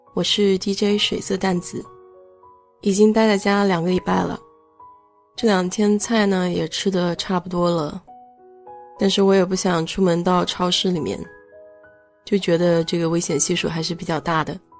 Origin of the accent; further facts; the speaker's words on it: China; now in United States; 我们中国人